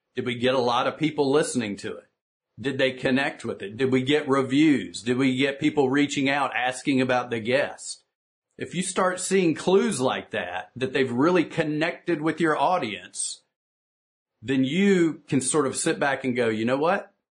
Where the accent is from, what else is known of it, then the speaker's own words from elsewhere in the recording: the South, United States; I'm from the South here in the United States where we tend to speak one minute sentences